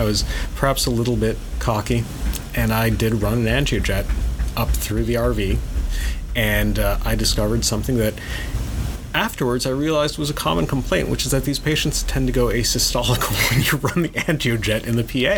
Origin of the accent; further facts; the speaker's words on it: India; I am Indian